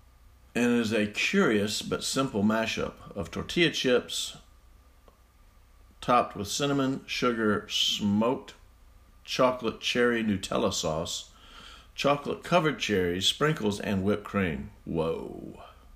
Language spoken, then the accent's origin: English; Mississippi, United States; here I am in my home state